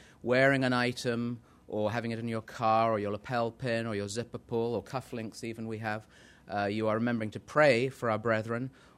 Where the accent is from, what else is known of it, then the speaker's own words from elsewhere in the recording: England, United Kingdom; now in New England, United States; as you can tell, I'm English, even though I'm in New England. I'm from Old England.